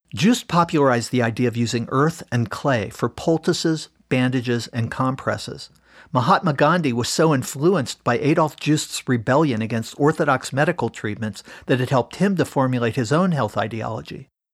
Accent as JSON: {"language": "English", "town": "Cincinnati", "region": "Ohio", "country": "United States", "tie": "born or raised there", "said": "my hometown of Cincinnati"}